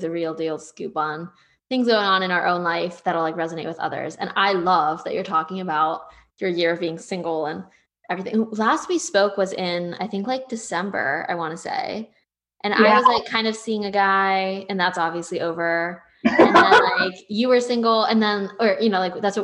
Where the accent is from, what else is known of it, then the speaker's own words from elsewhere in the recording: Northeast, United States; now in Texas, United States; I'm going to keep my Northeastern roots